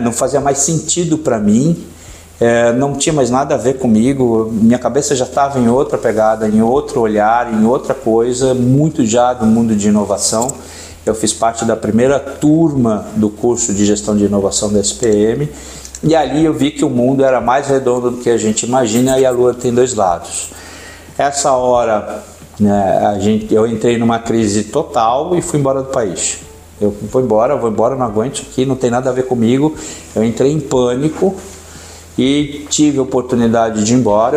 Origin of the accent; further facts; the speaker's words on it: São Paulo, Brazil; moved away as an adult; also born or lived in the coast (litoral); eu sou de São Paulo, hoje moro no litoral